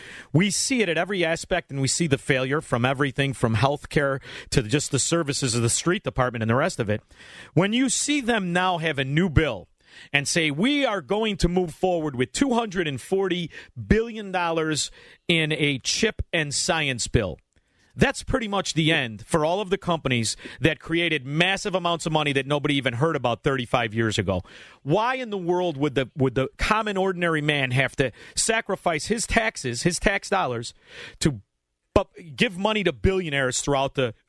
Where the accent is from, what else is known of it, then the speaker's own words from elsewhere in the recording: Illinois, United States; we're from Illinois, brother.